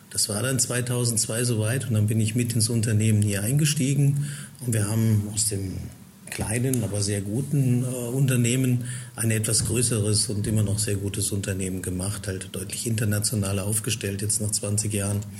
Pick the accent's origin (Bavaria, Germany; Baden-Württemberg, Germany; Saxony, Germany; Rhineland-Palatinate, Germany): Baden-Württemberg, Germany; Heidelberg; Also ich bin in Heidelberg geboren, dort aufgewachsen in der Gegend